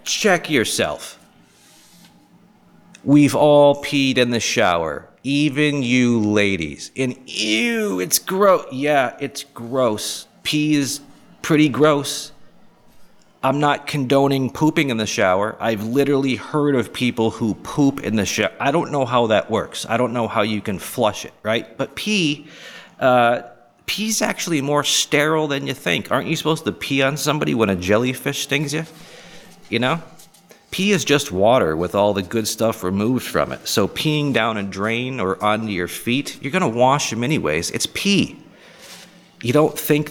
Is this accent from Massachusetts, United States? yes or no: yes; Boston, Massachusetts, United States; moved away as an adult; also born or lived in Charleston, South Carolina; Being born and raised in the Boston area, where it's a very liberal, progressive area